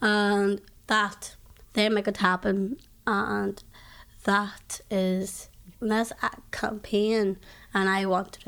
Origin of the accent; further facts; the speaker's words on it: Ireland; I'm from Ireland.